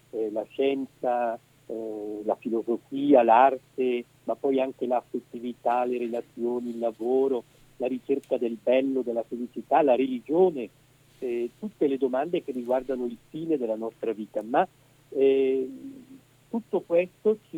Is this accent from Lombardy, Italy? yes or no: yes; Edolo, Lombardy, Italy; also born or lived in Rome; Sì, io sono bresciano, nato a Edolo nel 1965, poi eh, sono sempre eh, stato più o meno sul territorio bresciano, eh, tranne alcuni anni che ho passato a Roma per gli studi